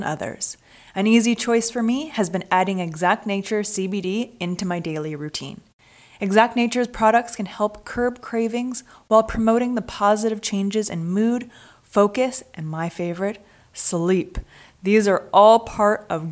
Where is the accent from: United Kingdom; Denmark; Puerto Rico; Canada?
Canada; Vancouver, British Columbia; moved away as an adult; also born or lived in Los Angeles, United States; I grew up in Vancouver, but I spent most of my young adult life living in LA.